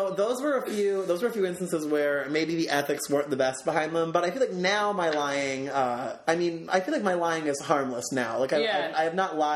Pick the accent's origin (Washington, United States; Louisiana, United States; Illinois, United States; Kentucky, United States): Illinois, United States; Aurora; I'm from Aurora